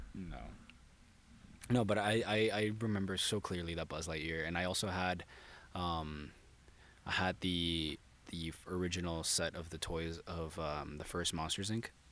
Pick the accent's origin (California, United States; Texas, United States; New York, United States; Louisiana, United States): California, United States; San Diego; From San Diego.